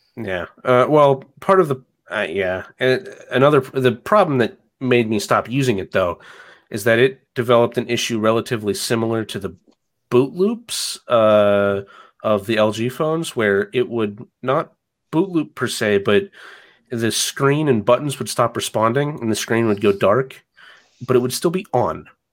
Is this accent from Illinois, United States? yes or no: no; Athens, Georgia, United States; now in Atlanta, United States; I grew up in Athens, Georgia, which is about an hour to the, to the east of Atlanta